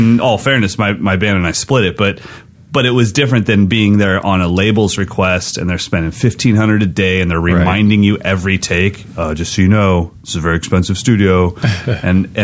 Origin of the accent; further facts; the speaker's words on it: American River, California, United States; the house I grew up on is on the American River, my mom's house, and then now our business is on that same river